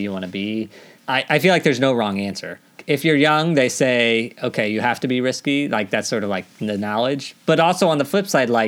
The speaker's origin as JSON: {"language": "English", "region": "Missouri", "country": "United States", "said": "I'm from Missouri"}